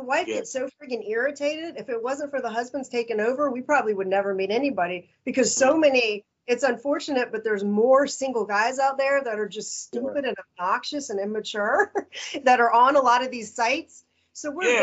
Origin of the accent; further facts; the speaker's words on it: Northern Virginia, United States; now in North Carolina, United States; I'm originally from Northern Virginia, right outside DC. So coming from there to North Carolina